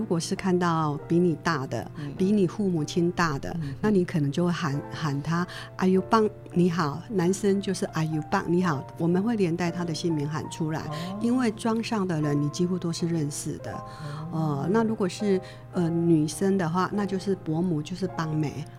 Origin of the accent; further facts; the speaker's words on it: Taiwan; 因为我从小就是在客家庄长大的。爸爸妈妈、外婆、伯父母，所有隔壁邻居，整个村庄都是客家人啊，纯纯正正的客家人，一直都是待在客家庄